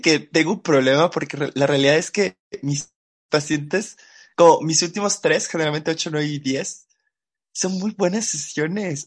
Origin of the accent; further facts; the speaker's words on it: Yucatán, Mexico; Yo no soy chilango, güey, yo soy yucateco